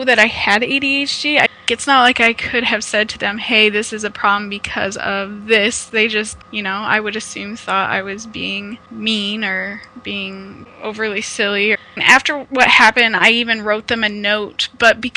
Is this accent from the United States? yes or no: yes; Omaha, Nebraska, United States; now in Ontario, Canada; I'm originally from Omaha, Nebraska in the United States, but now I am in Ontario, Canada